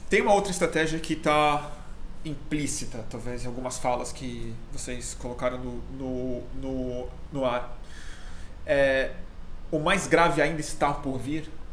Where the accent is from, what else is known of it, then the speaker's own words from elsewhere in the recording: Brazil; como brasileiro viciado em mídia estrangeira